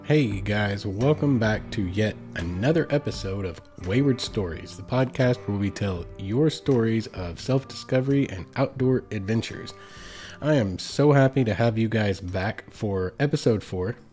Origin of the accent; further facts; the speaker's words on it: United States; Growing up in America